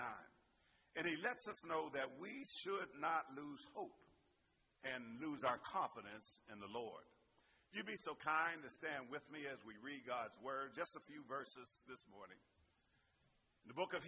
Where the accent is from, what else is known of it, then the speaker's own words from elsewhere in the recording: Pittsburgh, Pennsylvania, United States; accent: Pittsburgh; my little Pittsburgh accent